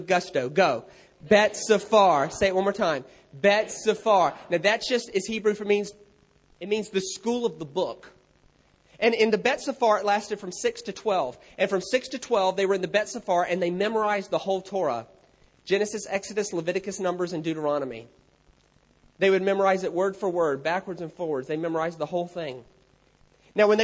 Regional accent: United States; I'm American

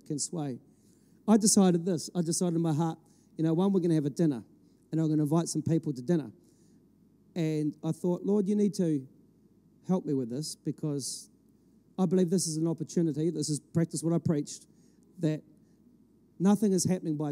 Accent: Ireland; I'm an Irishman. I've got it in my passport

